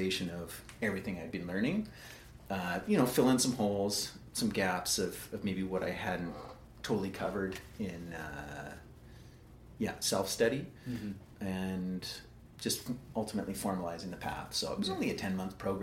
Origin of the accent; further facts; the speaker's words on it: Calgary, Alberta, Canada; born and raised in Northwest Calgary